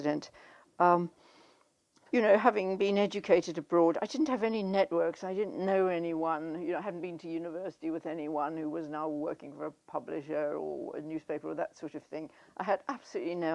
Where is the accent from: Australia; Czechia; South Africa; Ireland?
South Africa; moved away as an adult; I grew up in South Africa, which I left when I was 20 in 1963.